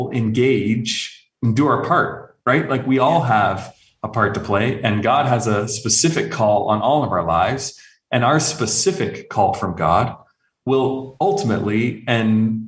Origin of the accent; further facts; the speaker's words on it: just outside of Toronto, southern Ontario, Canada; moved away as an adult; now in Arabian Peninsula; I was actually born and raised in Canada, so just outside of Toronto in southern Ontario.